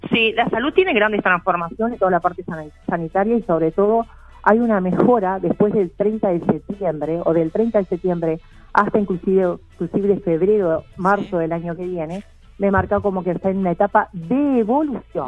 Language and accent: Spanish; San José de Mayo, San José, Uruguay; la escuela donde yo me crié en San José, yo soy maragata